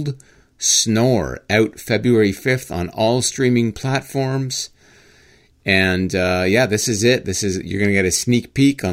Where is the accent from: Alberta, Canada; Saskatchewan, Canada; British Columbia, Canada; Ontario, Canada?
Ontario, Canada; Brampton; born in Brampton.